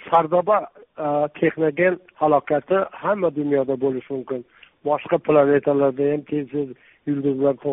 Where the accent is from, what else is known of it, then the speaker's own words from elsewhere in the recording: Jizzakh Region, Uzbekistan; also born or lived in Mirzachul / Tashkent; tug'ilgan qishlog'im jizzaxda molguzor degan tog'ni tagida tubida uni hamma jizzaxlik ham bilavermaydi